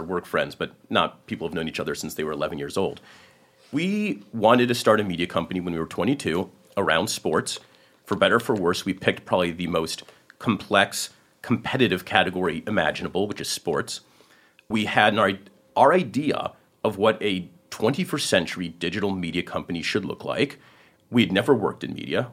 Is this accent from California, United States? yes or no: yes; Silicon Valley, California, United States; I grew up in Silicon Valley